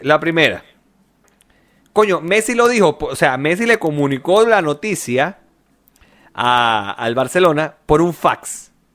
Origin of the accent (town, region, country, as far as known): Chile